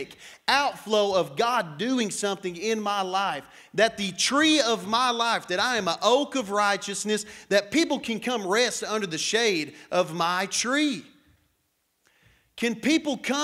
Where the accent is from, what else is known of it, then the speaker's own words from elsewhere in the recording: Matador, Texas, United States; I am West Texan. I grew up in this area. I grew up in Matador, just down the street from this place